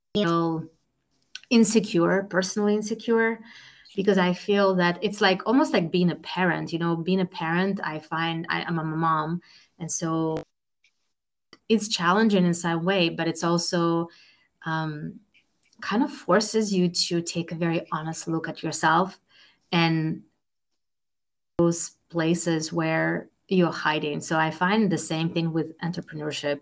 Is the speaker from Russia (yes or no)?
yes; Russia; moved away as an adult; now in Boston, United States; I was born and raised in Russia